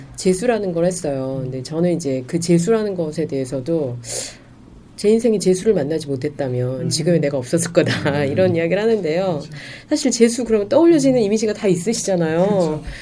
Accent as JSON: {"language": "Korean", "region": "Gwangju", "country": "South Korea", "tie": "born or raised there", "said": "그리고 저는 이제 전라도 광주 출신인데"}